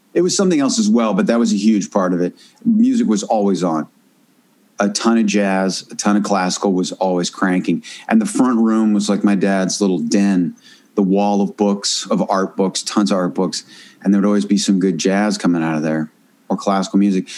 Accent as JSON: {"language": "English", "region": "Northern California", "country": "United States", "tie": "born or raised there", "also_born_or_lived": "Washington, D.C.", "said": "I grew up in Northern California"}